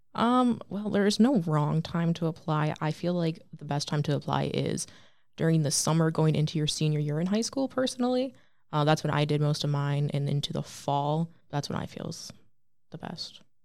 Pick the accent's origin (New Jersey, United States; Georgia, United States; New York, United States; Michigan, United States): Michigan, United States; Lake Orion; I'm from Lake Orion, Michigan